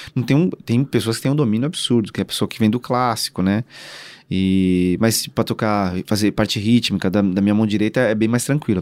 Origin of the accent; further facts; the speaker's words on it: São Paulo, Brazil; eu nasci e cresci, cara, assim, acho que num, a maior, acho que a maior comunidade, uma das maiores comunidades do Brasil, é, que é o Heliópolis, que fica em São Paulo